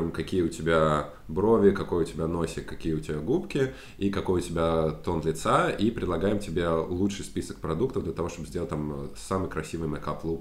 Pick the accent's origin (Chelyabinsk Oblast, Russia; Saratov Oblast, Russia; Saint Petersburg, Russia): Saratov Oblast, Russia; Saratov; moved away as an adult; now in Paris, France; В Саратове, в моем родном городе